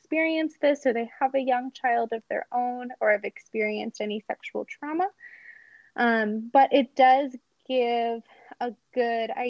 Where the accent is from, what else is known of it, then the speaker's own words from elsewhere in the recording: Robbinsville, New Jersey, United States; now in Salt Lake City, United States; I'm actually from New Jersey. So I grew up in a town called Robbinsville.